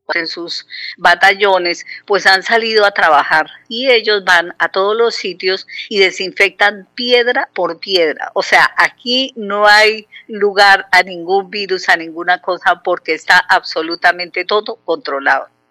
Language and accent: Spanish; Santander, Colombia; now in Conil de la Frontera, Spain